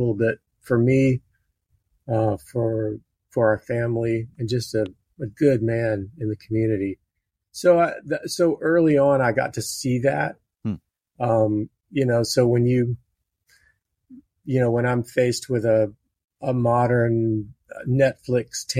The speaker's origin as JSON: {"language": "English", "town": "Baton Rouge", "region": "Louisiana", "country": "United States", "tie": "born or raised there", "said": "I was born in Baton Rouge, Louisiana, and we actually lived next door to a guy"}